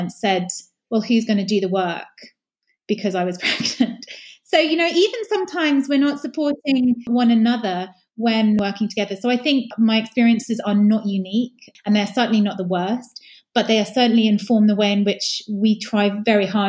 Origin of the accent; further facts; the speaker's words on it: United Kingdom; we are also British